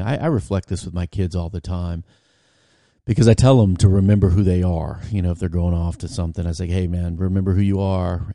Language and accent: English; Virginia, United States; I was eighteen and from Virginia